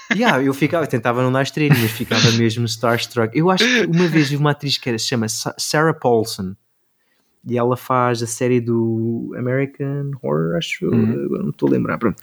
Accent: Algarve, Portugal; moved away as an adult; also born or lived in Seattle / Los Angeles; eu vinha do Algarve

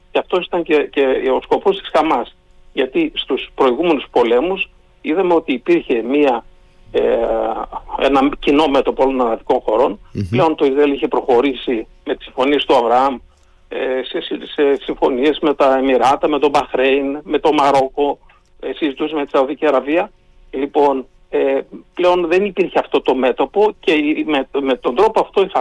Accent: Greece; είμαι Έλληνα.

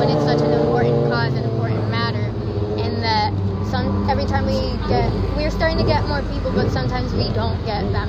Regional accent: Puerto Rico; now in Waterbury, United States; I've lived here for about 7 years, maybe 8. I'm from Puerto Rico, and I moved here

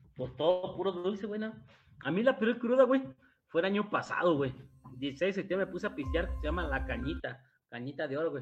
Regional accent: Mexico; mexicanos somos los únicos que hacemos piñata

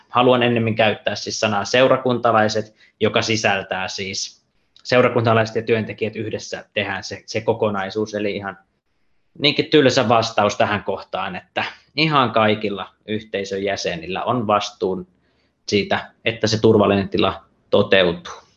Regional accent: Central Finland, Finland; now in Espoo, Finland; mä itse olen, olen kotoisin Keski-Suomesta

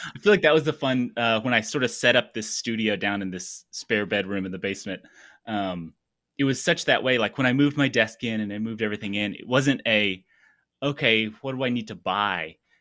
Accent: Tennessee, United States; moved away as an adult; now in Huntsville, United States; I'm from Tennessee originally

